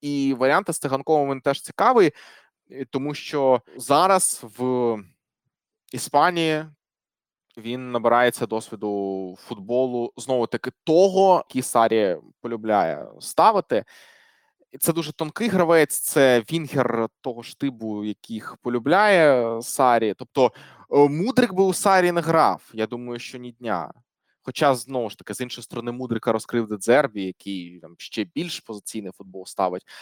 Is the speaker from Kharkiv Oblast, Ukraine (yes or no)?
yes; Kharkiv, Kharkiv Oblast, Ukraine; Ну, банально, я харків'янин, це моя рідна команда.